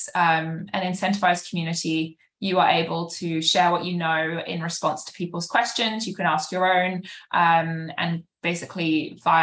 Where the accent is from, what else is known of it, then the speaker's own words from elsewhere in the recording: United Kingdom; moved away as an adult; now in New York, United States; I'm British. I've lived in New York for about 7 years now.